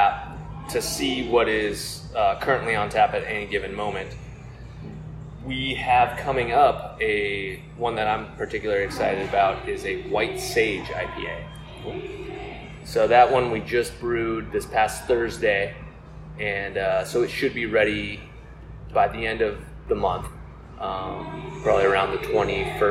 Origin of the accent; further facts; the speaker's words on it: North County San Diego, California, United States; I grew up in North County.